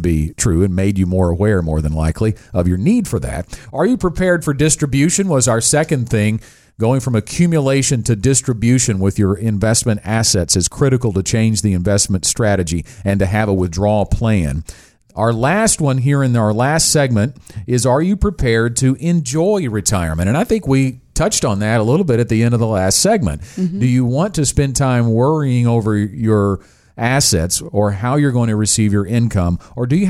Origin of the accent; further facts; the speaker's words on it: United States; being an American